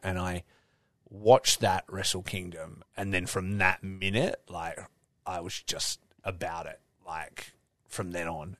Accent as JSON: {"language": "English", "country": "Australia", "said": "I'm Australian"}